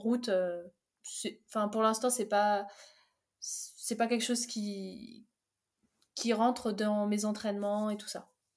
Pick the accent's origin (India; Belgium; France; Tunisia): France; Fontainebleau, Île-de-France; also born or lived in Algeria; je suis née en Algérie, je suis arrivée en France à 7 ans et, et j'étais direct installée à Fontainebleau et voilà, j'ai grandi à Fontainebleau